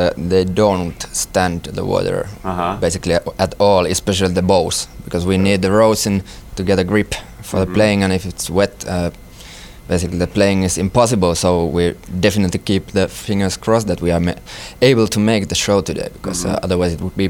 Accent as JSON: {"language": "English", "country": "Finland", "said": "we are from Finland and from the wicked band"}